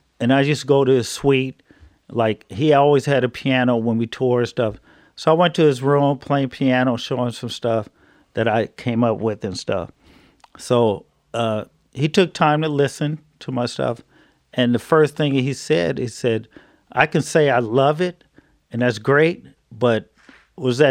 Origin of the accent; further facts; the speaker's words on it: Oakland, California, United States; we're from Oakland